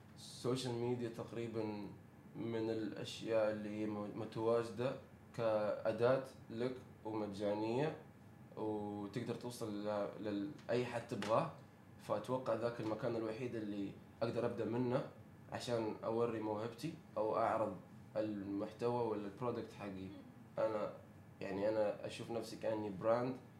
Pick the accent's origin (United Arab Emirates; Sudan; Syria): United Arab Emirates; عندنا في الامارات